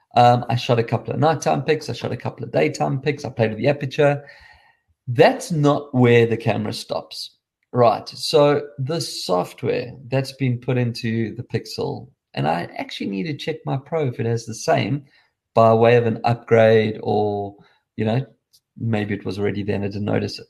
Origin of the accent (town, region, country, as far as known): South Africa; accent: South African